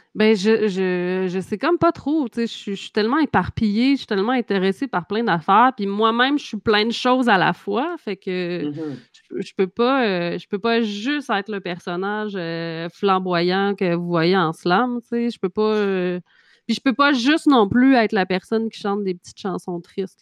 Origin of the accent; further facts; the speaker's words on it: Trois-Pistoles, Quebec, Canada; also born or lived in Montreal; chez nous à Trois-Pistoles